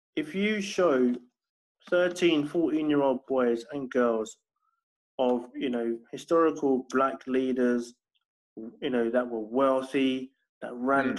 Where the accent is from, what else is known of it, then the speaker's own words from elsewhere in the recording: London, United Kingdom; I grew up in in Battersea in Southwest London